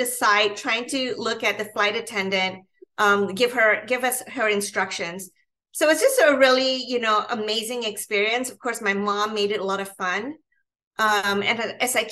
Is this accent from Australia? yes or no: no; Malaysia; now in United States; I was born and raised in Malaysia, in Southeast Asia.